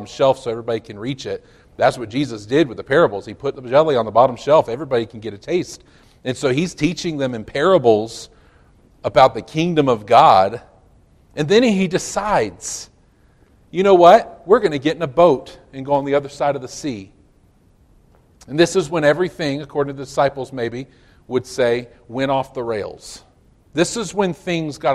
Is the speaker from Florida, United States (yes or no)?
yes; Florida, United States; I'm from Florida